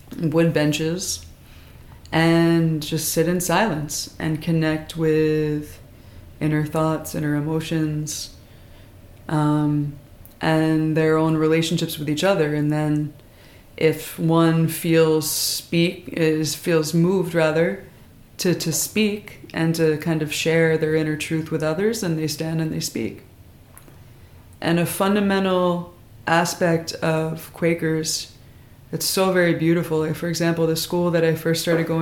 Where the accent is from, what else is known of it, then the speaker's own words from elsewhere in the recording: Philadelphia, Pennsylvania, United States; also born or lived in Norristown, Pennsylvania; I grew up in Philadelphia, as well as in the suburbs.